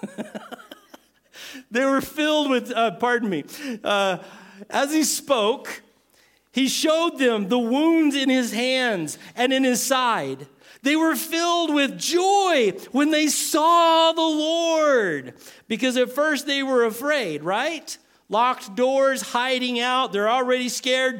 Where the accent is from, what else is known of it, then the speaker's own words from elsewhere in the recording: Texas, United States; I'm from Texas.